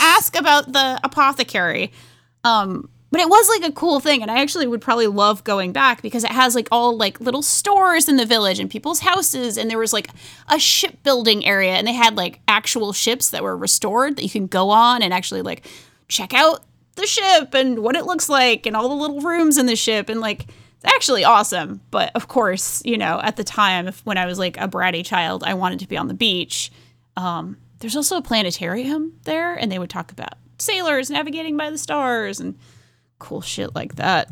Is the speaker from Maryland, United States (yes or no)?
no; Rhode Island, United States; accent: Rhode Island; moved away; growing up in New England